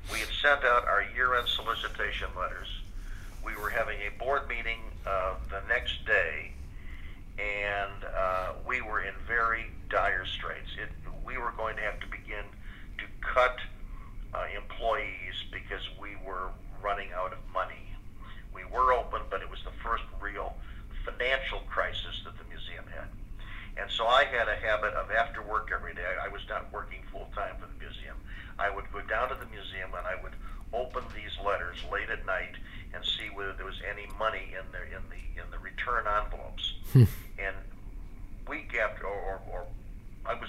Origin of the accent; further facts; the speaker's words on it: Chicago, Illinois, United States; William Paley and myself both graduated from Carl Schurz High School